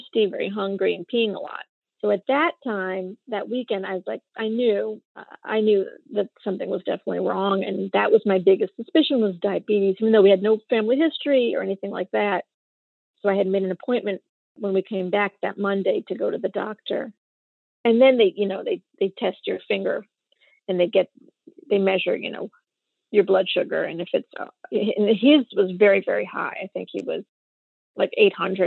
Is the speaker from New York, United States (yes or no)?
yes; Westchester, New York, United States; I'm from Westchester, New York, and I have a son with type 1 diabetes